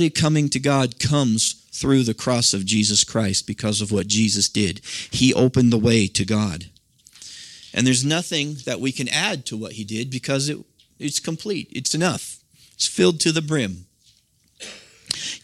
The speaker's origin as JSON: {"language": "English", "region": "Nebraska", "country": "United States", "tie": "born or raised there", "said": "I grew up in the Midwest, as most of you know, out in Nebraska"}